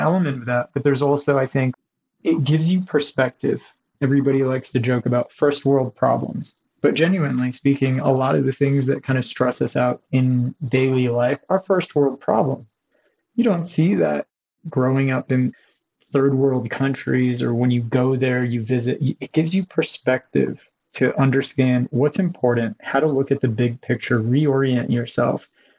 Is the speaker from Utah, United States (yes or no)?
no; California, United States; also born or lived in Africa / Haiti / Canada; I was born outside of the country. I was born in Africa, parents from different cultures, but I grew up a few places. I grew up in Haiti and Canada and then Southern California.